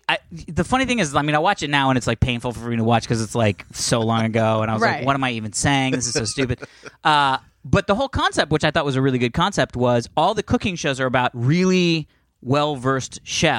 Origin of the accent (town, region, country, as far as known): Canada